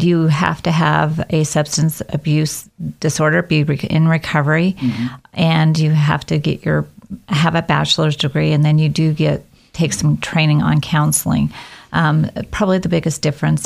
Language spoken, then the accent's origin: English; Oregon, United States; moved away as an adult; also born or lived in Washington / Seattle area; now in Idaho, United States; I actually was born in Oregon, pretty much born and raised in the state of Oregon